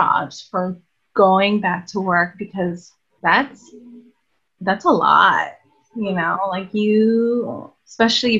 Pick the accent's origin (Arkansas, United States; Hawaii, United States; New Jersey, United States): Hawaii, United States; growing up in Hawaii, it was like really expensive.